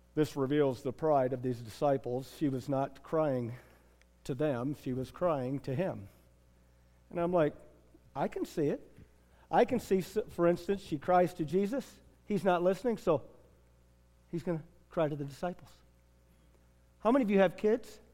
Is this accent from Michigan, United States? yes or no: yes; Michigan, United States; I'm from Michigan